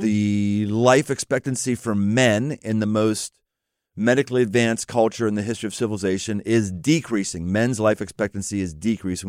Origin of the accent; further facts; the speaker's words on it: Pittsburgh, Pennsylvania, United States; moved away; I came from Pittsburgh